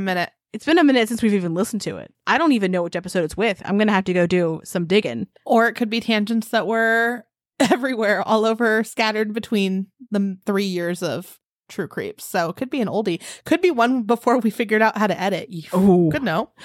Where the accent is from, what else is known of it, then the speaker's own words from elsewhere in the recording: Maryland, United States; I'm from Maryland